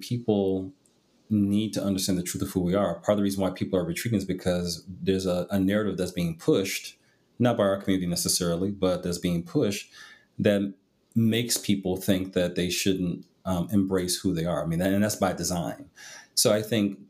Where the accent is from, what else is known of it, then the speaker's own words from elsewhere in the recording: Midwest, United States; I grew up in the Midwest